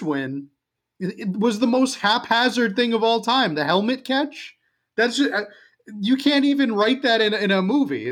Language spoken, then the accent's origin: English; New York, United States; moved away; also born or lived in Washington, D.C. area; I was from New York